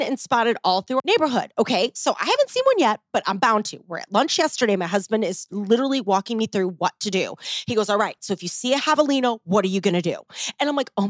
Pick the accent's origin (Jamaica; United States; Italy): United States; St. Louis, Missouri; moved away as an adult; now in Arizona, United States; I grew up in, Midwestern. I'm from St. Louis. I lived in St. Louis for over 30 years